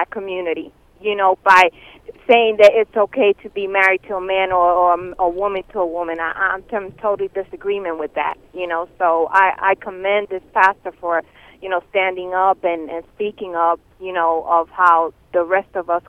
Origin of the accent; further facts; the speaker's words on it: New York, United States; I'm from New York